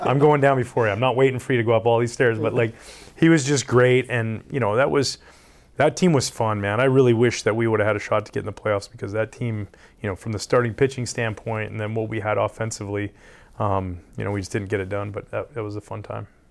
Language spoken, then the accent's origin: English; Canada; growing up in Canada